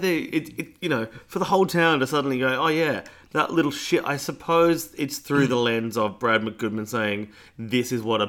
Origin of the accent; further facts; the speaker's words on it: Pasadena, South Australia, Australia; the house I grew up in Pasadena, not Pasadena, California, Pasadena, South Australia